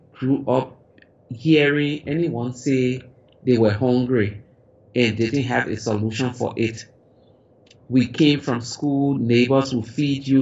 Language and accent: English; Liberia; as a child growing up in Africa, in Liberia